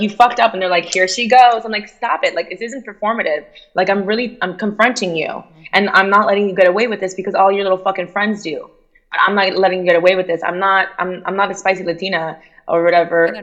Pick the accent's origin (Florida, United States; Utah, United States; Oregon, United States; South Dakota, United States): Florida, United States; Miami; accent: Miami; moved away; also born or lived in Cuba / New York; I had a Miami accent